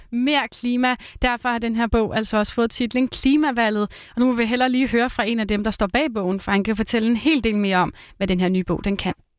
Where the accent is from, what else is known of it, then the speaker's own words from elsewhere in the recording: Roskilde area, Zealand, Denmark; Nu er jeg jo fra Roskilde området